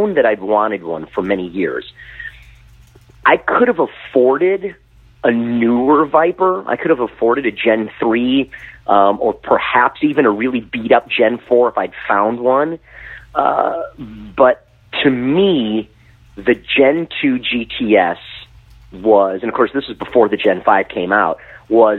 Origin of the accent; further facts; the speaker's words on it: Detroit, Michigan, United States; I am born and raised in Detroit. I'm a long time East Side of the Motor City kind of kid